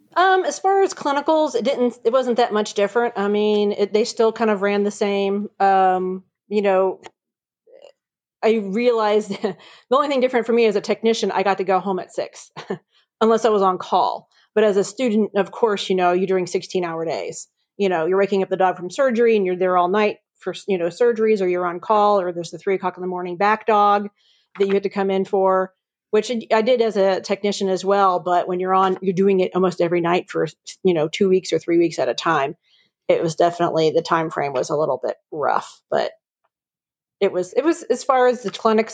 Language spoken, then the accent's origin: English; Virginia Beach, Virginia, United States; moved away as an adult; also born or lived in Atlanta, Georgia; now in Chattanooga, United States; I grew up in uh, Virginia Beach, Virginia. I was a beach girl